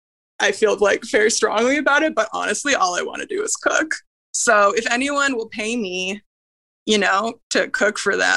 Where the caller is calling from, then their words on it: Toronto, Ontario, Canada; I'm calling from Toronto.